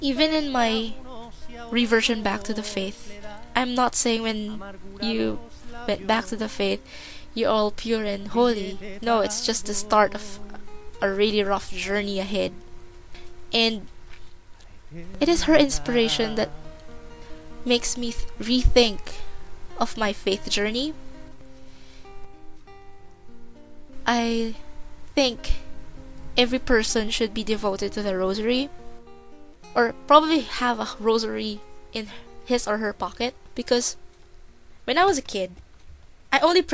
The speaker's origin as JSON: {"language": "English", "country": "Philippines", "tie": "born or raised there", "moved": "as an adult", "lives_now": "New Zealand", "said": "I grew up in the Philippines, but for the last 4 years, I've been residing in New Zealand"}